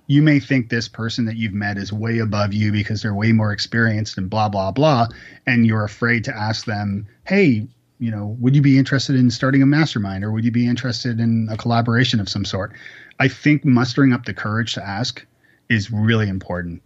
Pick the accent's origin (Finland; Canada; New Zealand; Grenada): Canada; now in Nashville, United States; I'm actually Canadian